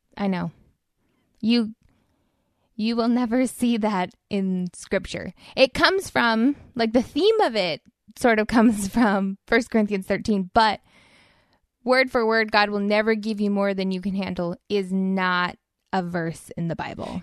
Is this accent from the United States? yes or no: yes; Inland Empire, California, United States; I grew up in Inland Empire